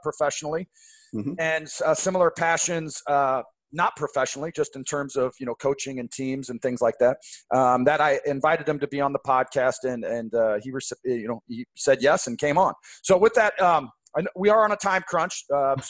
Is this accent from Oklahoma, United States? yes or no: no; outside Seattle, Washington, United States; I grew up right outside Seattle